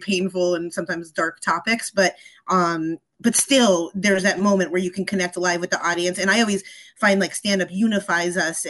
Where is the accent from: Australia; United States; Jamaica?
United States; East Coast; also born or lived in San Diego; now in California, United States; I am originally from the East Coast and then made my way out to the West Coast